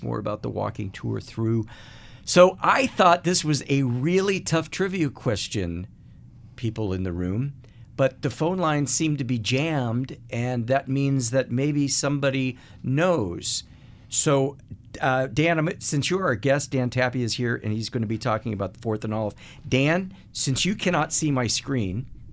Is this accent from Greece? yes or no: yes; Athens, Attica, Greece; I was born in Athens, Greece